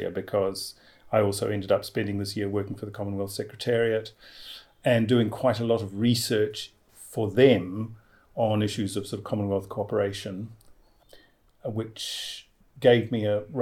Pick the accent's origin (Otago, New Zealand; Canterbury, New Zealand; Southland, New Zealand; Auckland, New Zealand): Canterbury, New Zealand; Christchurch; born or raised there; moved away as an adult; also born or lived in England; now in Wellington, New Zealand